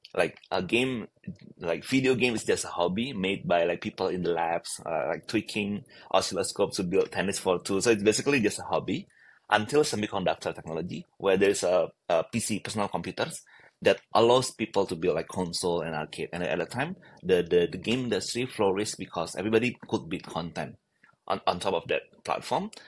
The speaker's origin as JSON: {"language": "English", "region": "Bali", "country": "Indonesia", "tie": "born or raised there", "said": "I was born in Bali"}